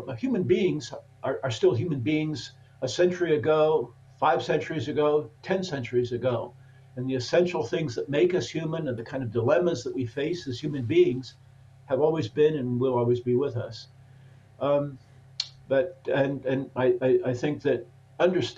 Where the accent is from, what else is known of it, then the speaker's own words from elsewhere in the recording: Portland, Oregon, United States; moved away as an adult; also born or lived in Germany; born and raised in Portland, Oregon